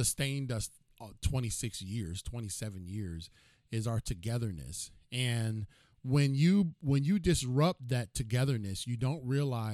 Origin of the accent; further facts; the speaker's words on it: Cleveland, Ohio, United States; I'm from Cleveland